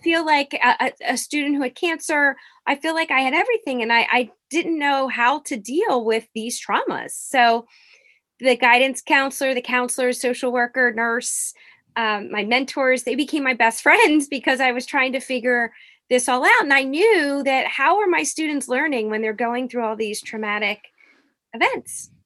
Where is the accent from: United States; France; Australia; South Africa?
United States; Norristown, Pennsylvania; I grew up in, uh, it's called Norristown, Pennsylvania